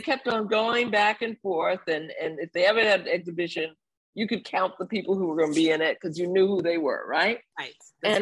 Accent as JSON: {"language": "English", "town": "New York City", "region": "New York", "country": "United States", "tie": "born or raised there", "also_born_or_lived": "Bermuda", "said": "I was a little Caribbean kid growing up in New York City"}